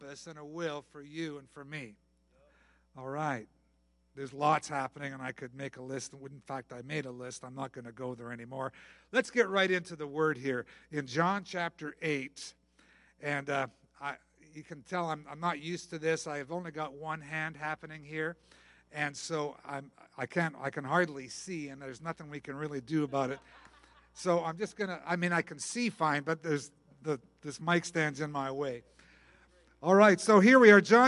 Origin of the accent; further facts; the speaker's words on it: Canada; I am Canadian